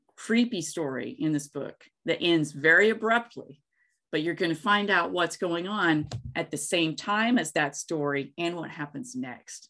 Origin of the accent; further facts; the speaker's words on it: Gray, Tennessee, United States; also born or lived in Pacific Northwest; now in Los Angeles, United States; I grew up in East Tennessee in the Tri Cities area, Kingsport, Johnson City, Bristol